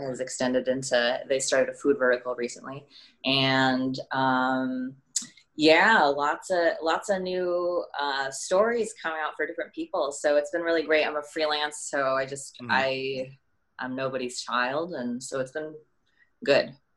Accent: Milwaukee, Wisconsin, United States; moved away as an adult; now in Los Angeles, United States; I was born right like birth through 17 in um, the suburbs of Milwaukee, Wisconsin

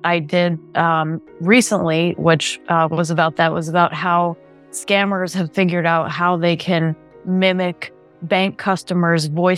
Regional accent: South Florida, United States; moved away; I'm from South Florida and I go back there frequently

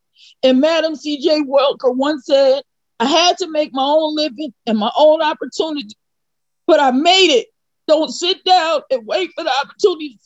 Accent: New Jersey, United States; I'm from Jersey as well

